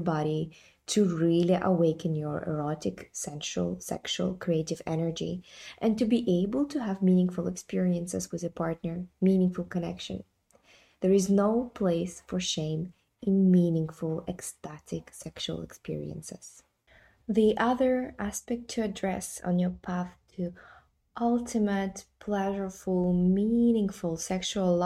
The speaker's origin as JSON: {"language": "English", "country": "Kazakhstan", "moved": "yes", "lives_now": "London, United Kingdom", "said": "I'm coming from Kazakhstan, right? So it's a post-Soviet mentality and majority Muslim environment where we don't talk about sex. But then I live in London"}